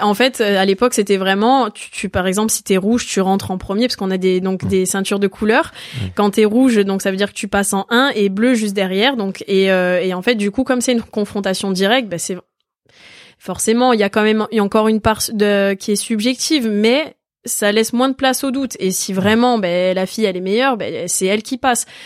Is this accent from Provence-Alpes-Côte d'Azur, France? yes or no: no; Ajaccio, Corsica, France; je suis née à Ajaccio